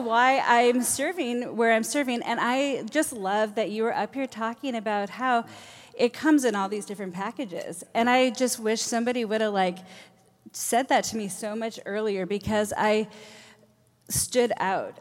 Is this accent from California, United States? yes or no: no; Redmond, Washington, United States; also born or lived in Minnesota; I moved here from Minnesota when I was eleven, so I essentially grew up in Redmond, so all the formative years